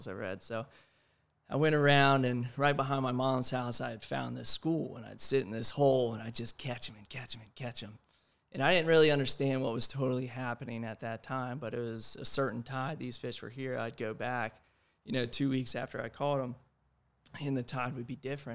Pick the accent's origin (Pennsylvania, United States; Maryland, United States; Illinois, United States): Maryland, United States; Annapolis; moved away as an adult; also born or lived in Maine; now in Topsail Island, United States; I'm from Annapolis, Maryland